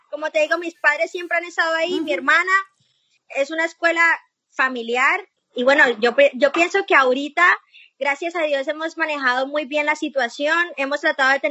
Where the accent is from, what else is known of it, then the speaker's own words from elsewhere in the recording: Colombia; Sí, sí, como somos nosotros los colombianos.